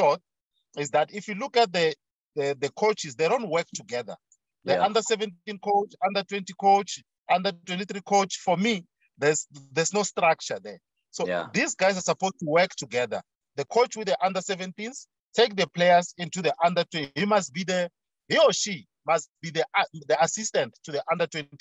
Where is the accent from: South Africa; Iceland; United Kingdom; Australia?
South Africa; as a South African